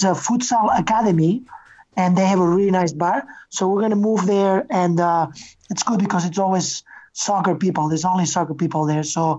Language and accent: English; Manlleu, Catalonia, Spain; now in Chicago, United States; I'm from Manlleu, which is a small town about 40 minutes from Barcelona. And, you know, I grew up being a member of the Peña Barcelonista Manlleu. Mm-hmm. And then when I moved to the United States, you know, I went to Chicago